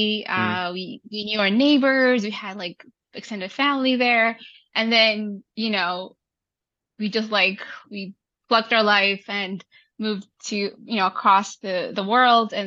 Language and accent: English; Saudi Arabia; also born or lived in Vancouver, Canada; now in Toronto, Canada; I was born and raised in Saudi Arabia